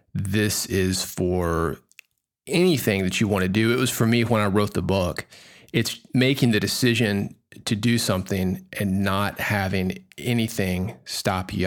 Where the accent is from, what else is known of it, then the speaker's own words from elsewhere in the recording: Nashville, Tennessee, United States; I grew up in Nashville